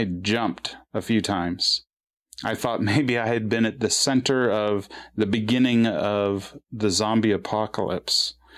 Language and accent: English; California, United States; moved away as an adult; also born or lived in Portland; I grew up in California